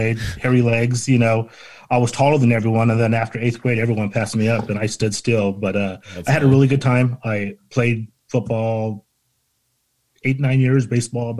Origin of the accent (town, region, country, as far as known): Hawaiian Gardens, California, United States; born or raised there